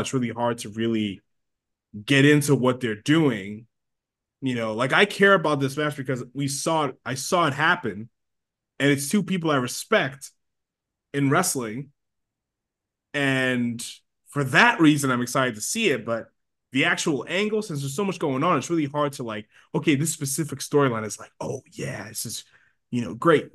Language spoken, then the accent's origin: English; Long Island, New York, United States; we're from Long Island